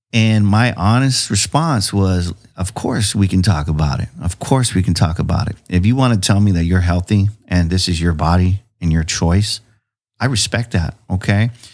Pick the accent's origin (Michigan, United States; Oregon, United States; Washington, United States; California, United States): California, United States; San Diego; now in Chula Vista, United States; I grew up in City Heights